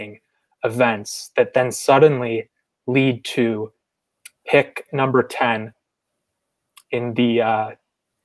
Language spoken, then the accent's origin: English; Chicago, Illinois, United States; I'm also from the Chicagoland area